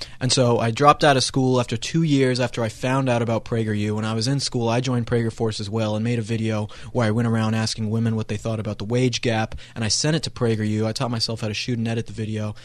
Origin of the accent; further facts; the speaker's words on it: Colorado, United States; I grew up in Colorado